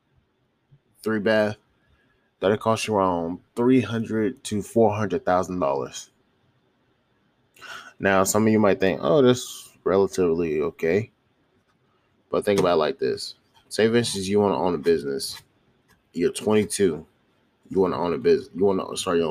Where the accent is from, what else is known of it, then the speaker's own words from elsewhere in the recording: Charlotte, North Carolina, United States; moved away; my hometown, my home city, which is Charlotte, North Carolina